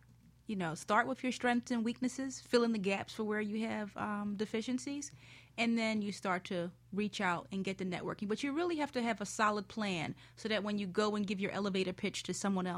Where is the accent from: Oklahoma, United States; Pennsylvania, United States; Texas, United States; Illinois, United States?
Pennsylvania, United States; Philadelphia; I grew up in Philadelphia